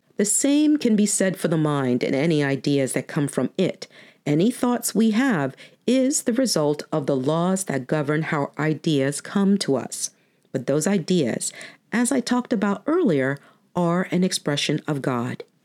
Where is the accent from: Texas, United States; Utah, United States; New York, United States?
New York, United States; moved away; I was born and raised in New York, so even though I haven't lived there in over 25 years